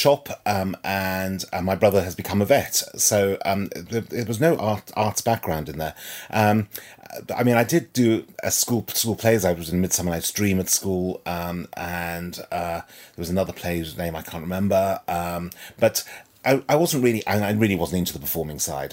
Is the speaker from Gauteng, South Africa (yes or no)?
yes; Johannesburg, Gauteng, South Africa; moved away; I was born and brought up in Johannesburg, South Africa